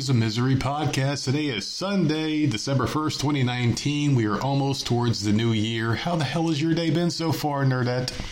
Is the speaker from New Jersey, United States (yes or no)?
yes; New Jersey, United States; we're both from New Jersey.